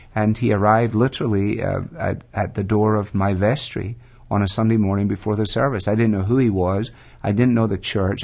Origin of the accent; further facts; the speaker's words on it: Glasgow, Scotland, United Kingdom; now in Ohio, United States; I was born in Glasgow, second city of the British Empire